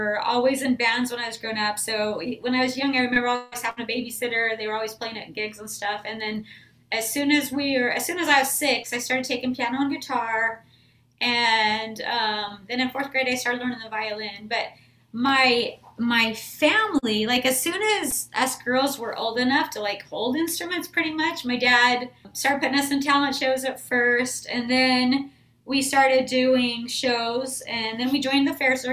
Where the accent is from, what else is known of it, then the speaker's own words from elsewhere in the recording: Idaho, United States; now in Texas, United States; I grew up in Idaho in a really small town and grew up playing music